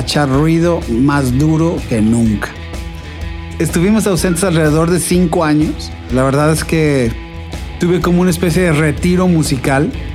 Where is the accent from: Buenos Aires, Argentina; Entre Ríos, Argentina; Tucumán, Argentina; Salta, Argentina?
Buenos Aires, Argentina; moved away as an adult; now in Guadalajara, Mexico; vengo llegando de Buenos Aires a Guadalajara hace siete años ya, ya soy un tapatío más